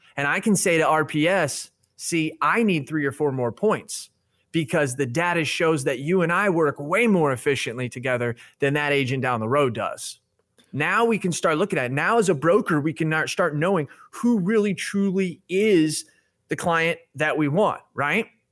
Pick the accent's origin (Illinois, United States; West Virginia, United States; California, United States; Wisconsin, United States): Illinois, United States; I'm from Illinois. Five hours away from Chicago